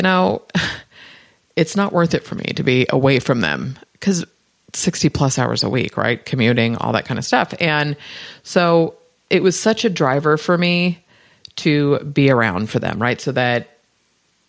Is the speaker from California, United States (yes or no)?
yes; Bay Area, Northern California, United States; I'm from the Bay Area.